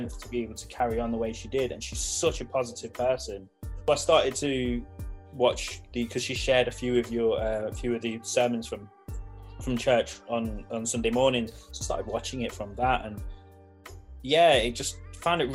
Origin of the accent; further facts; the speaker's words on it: Leicester, East Midlands, United Kingdom; I'm originally from Leicester